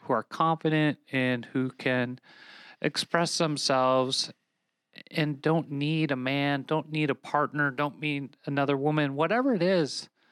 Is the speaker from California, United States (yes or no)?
no; Minnesota, United States; my home state now of Minnesota